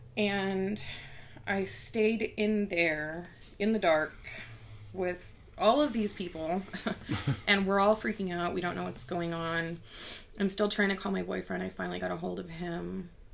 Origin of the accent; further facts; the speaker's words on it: Texas, United States; I grew up in Texas